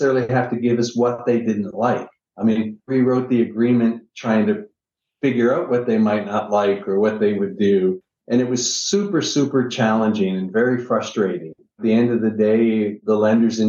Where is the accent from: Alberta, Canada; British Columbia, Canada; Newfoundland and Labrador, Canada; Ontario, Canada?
Ontario, Canada; Niagara Falls; moved away as an adult; now in United States; I'm originally from Niagara Falls, Canada